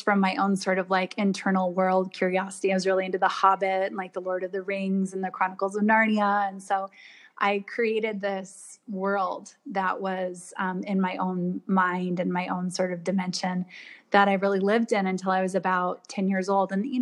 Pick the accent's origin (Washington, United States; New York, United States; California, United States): Washington, United States; also born or lived in Toronto, Canada; only lived there until I was 4 and moved to Washington State. And so I grew up in the Northwest